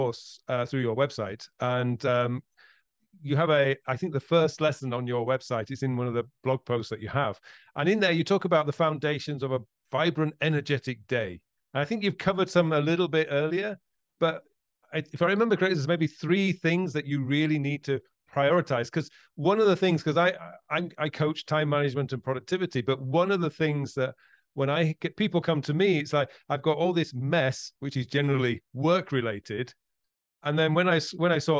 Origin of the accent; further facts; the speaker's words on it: Yorkshire and the Humber, United Kingdom; I come from Yorkshire